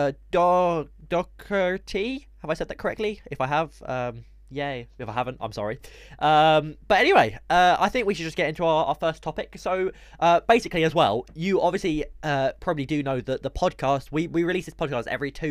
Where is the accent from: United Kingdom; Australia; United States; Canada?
United Kingdom; We are British. We are from the United of Kingdom.